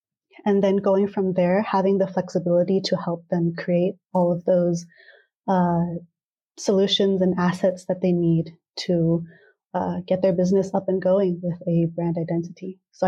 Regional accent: California, United States; yeah, like I was born and raised in Southern California, and I guess like I could talk in a California accent

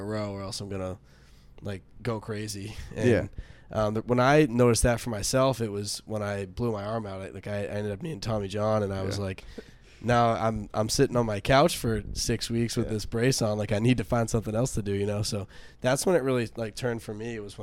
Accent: Massachusetts, United States; I'm from Massachusetts.

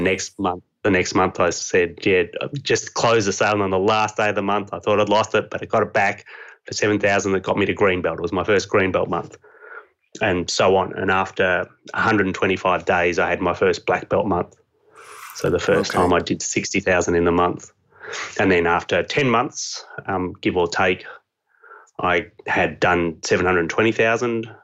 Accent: Australia; accent: Australian; this accent is Australian

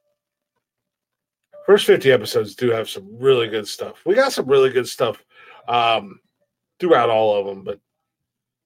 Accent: United States; accent: country; I'm fucking American and I'm country as fuck

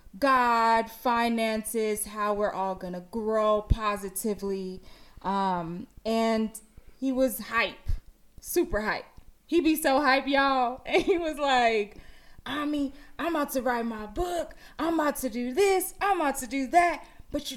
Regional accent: Houston, Texas, United States; moved away as an adult; now in Los Angeles, United States; I'm from Houston, Texas. But I've been living in Los Angeles for 9 years

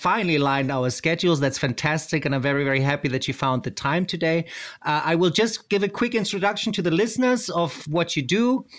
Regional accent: South Africa; I grew up in Africa, in South Africa to be exact, actually

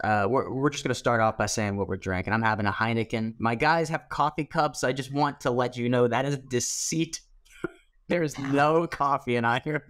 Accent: East Coast, United States; moved away; I buy my rum at the Rite Aid, like I'm from the East Coast, and I am.

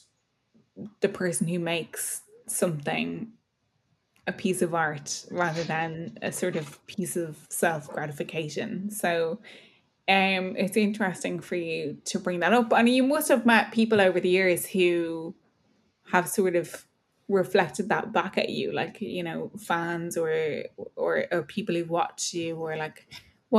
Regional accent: Kildare, Leinster, Ireland; also born or lived in Dublin; I was born in Dublin but grew up in Kildare

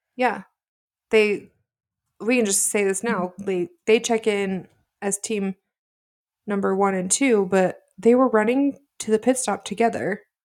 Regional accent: Utah, United States; we're sisters from Utah

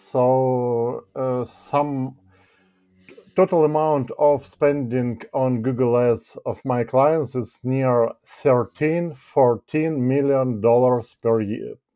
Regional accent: Ukraine; moved away as an adult; now in United Kingdom; I'm from Ukraine, basically, and, uh, a year ago, I relocated to the United Kingdom.

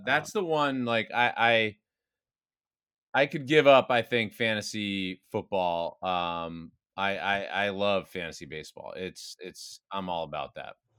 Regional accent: New Jersey, United States; I grew up in New Jersey

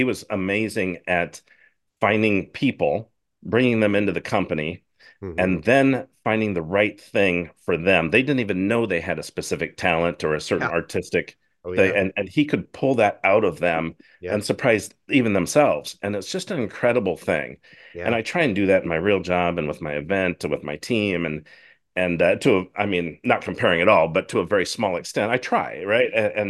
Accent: Washington, United States; I grew up in Northern Washington State, and we had Canadian channels, TV channels is what we got on our antenna.

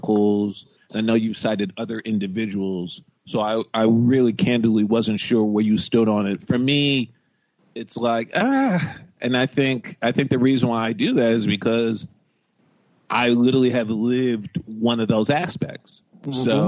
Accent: New York, United States; I grew up in New York, I went to Riverdale Country Day

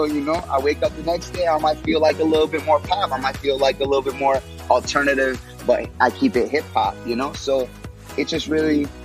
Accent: Illinois, United States; also born or lived in Texas; I'm from Illinois. I'm from Texas. I say Illinois and Texas because I bounced around a lot as a kid. Um, mm You know, my family's predominantly from the south side of Chicago

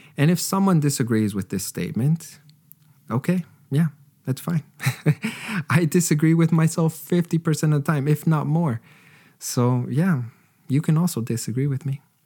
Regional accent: Canada; I was raised in Canada

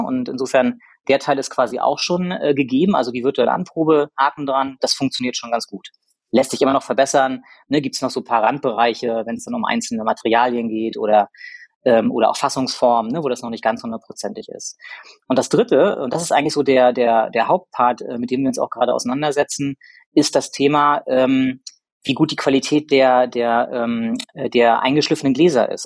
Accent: Rostock, Mecklenburg-Vorpommern, Germany; moved away as an adult; also born or lived in Hamburg; ich bin gebürtiger Rostocker

